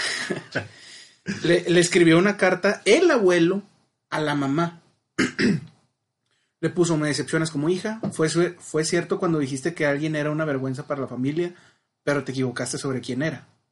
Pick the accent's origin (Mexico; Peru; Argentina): Mexico; Monterrey, Nuevo León; Pues yo siendo blanco, hombre, regio